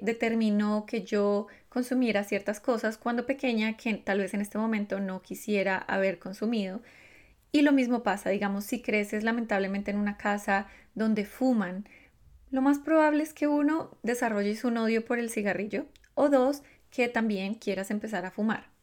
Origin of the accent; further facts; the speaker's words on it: Colombia; yo soy colombiana, los colombianos comemos de una forma particular